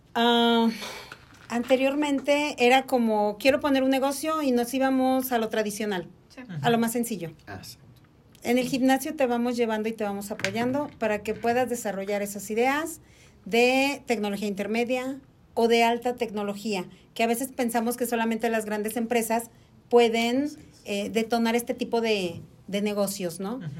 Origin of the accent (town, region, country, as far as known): Mexico